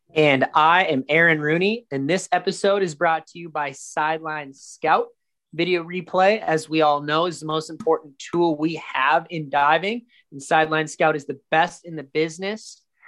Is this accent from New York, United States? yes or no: no; Minnesota, United States; I'm from Minnesota and I went to St. Cloud State University